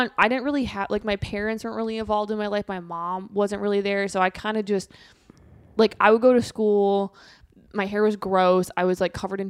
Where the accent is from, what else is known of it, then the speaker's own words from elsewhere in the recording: Minnesota, United States; moved away; I'm from Minnesota, so it's like I'm like I have a little bit of Minnesota nice left in me.